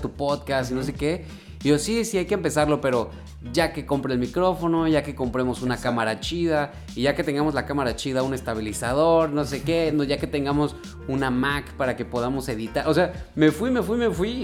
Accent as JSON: {"language": "Spanish", "town": "Guadalajara", "region": "Jalisco", "country": "Mexico", "moved": "as an adult", "lives_now": "Vancouver, Canada", "said": "yo soy de Guadalajara"}